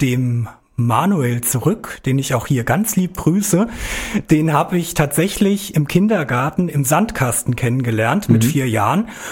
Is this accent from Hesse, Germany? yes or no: yes; Biebergemünd, Hesse, Germany; also born or lived in Gelnhausen; Ich komme aus Biebergemünd, Bieber. Da bin ich aufgewachsen. Ja, bin im Jahr 1985 in Gelnhausen geboren